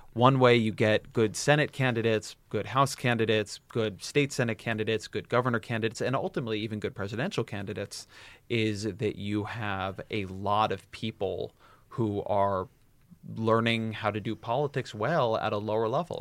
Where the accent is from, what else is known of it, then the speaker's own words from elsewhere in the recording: California, United States; I grew up in California.